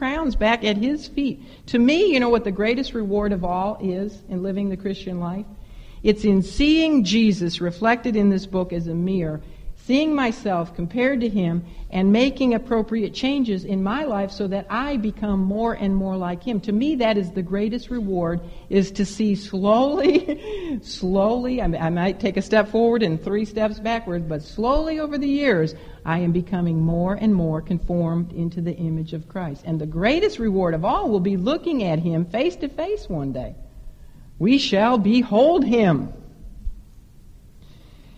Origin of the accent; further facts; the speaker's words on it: Chicago, Illinois, United States; I am from Chicago